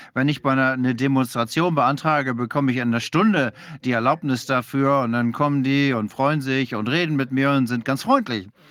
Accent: Denmark; German is a second language; Ich bin Däne

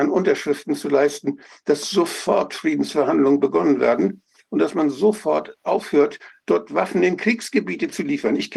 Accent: Schleswig-Holstein, Germany; Ich komme ja aus einer, aus Norddeutschland, ganz an der dänischen Grenze.

